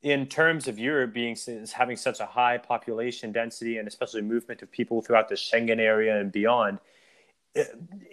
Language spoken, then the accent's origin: English; South Carolina, United States; my home state of South Carolina